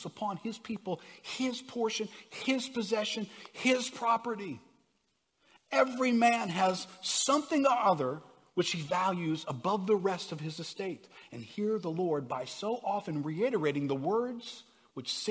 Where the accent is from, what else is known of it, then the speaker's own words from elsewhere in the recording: New Orleans, Louisiana, United States; I grew up in New Orleans, I grew up Catholic